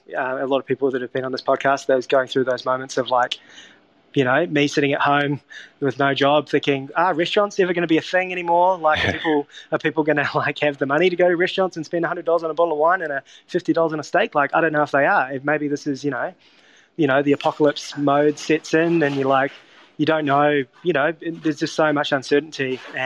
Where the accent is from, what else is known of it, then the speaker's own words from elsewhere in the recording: Wellington, New Zealand; So I grew up in Wellington and in New Zealand, and I was lucky enough to, as a child, spend a bit of time in Europe.